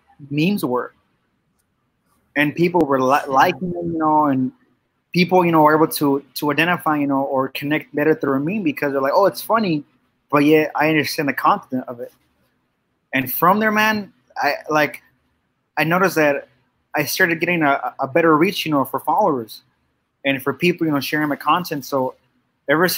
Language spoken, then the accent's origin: English; Mexico; also born or lived in Yuma, Arizona; now in Phoenix, United States; I was born in Yuma, Arizona. I currently live in Phoenix. I was raised Catholic because I was actually raised in Mexico